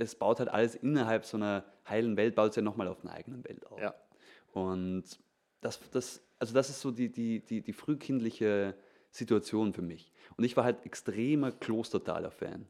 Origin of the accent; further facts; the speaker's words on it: Vorarlberg, Austria; in Vorarlberg, da wo ich herkomme